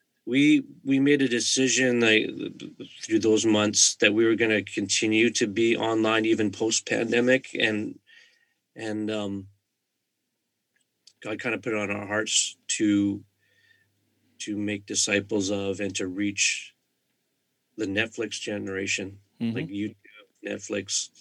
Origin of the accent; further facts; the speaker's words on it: Vancouver, British Columbia, Canada; I'm from the Greater Vancouver area